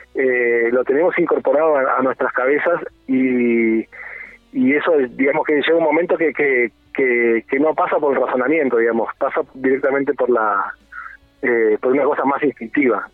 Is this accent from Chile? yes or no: no; Argentina; moved away as an adult; now in Montevideo, Uruguay; soy argentino. Eh, vivo acá en Montevideo desde hace como 15 años